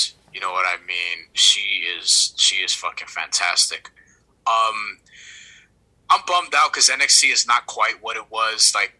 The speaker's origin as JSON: {"language": "English", "region": "New York", "country": "United States", "said": "I'm from New York where he's from"}